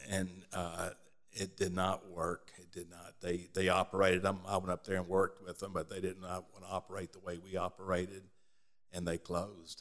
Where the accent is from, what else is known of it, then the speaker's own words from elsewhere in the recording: Birmingham, Alabama, United States; now in Columbia, United States; we were born here. We were raised in Birmingham, Alabama